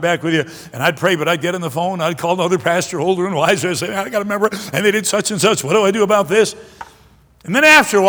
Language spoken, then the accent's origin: English; Detroit, Michigan, United States; also born or lived in Greenville, South Carolina; We left when I was about 2 years old, and I grew up most of my life in Michigan. Moved to Detroit when I was in the middle of the first grade